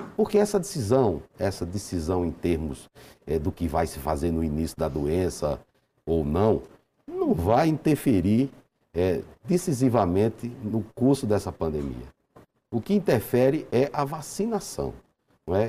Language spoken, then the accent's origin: Portuguese; Brazil; como bom brasileiro